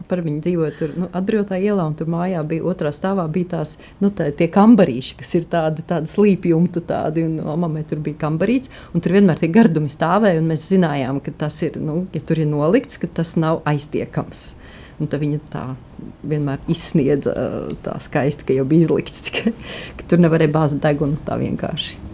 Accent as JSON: {"language": "Latvian", "town": "Sigulda", "region": "Sigulda Municipality", "country": "Latvia", "tie": "born there", "said": "vismaz es esmu dzimusi Siguldā, un līdz ar to šeit Siguldā tā ticība, nu, e, saistot ar skolām, nu, nebija tik vienkārši"}